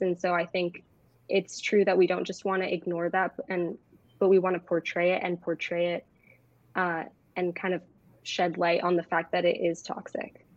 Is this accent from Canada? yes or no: no; Bay Area, California, United States; I'm 16 and I'm from the Bay Area